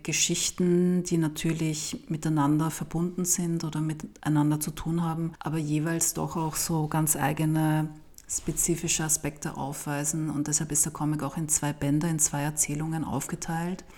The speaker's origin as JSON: {"language": "German", "region": "Vienna", "country": "Austria", "said": "aus Wien"}